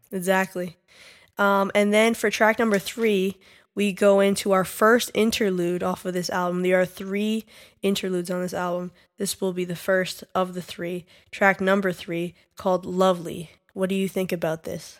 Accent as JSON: {"language": "English", "region": "New York", "country": "United States", "said": "We are specifically from New York"}